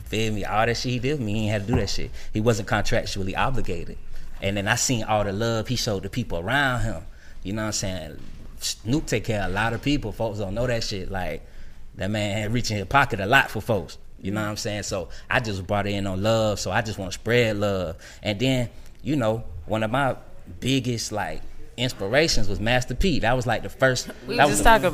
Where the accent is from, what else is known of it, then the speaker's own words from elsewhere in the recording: Savannah, Georgia, United States; I'm from Savannah, so I'm going back to Savannah State